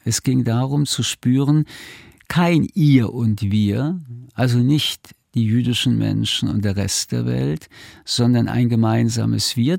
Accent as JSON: {"language": "German", "country": "Germany", "said": "sind wir Deutsche auf die Straße gegangen"}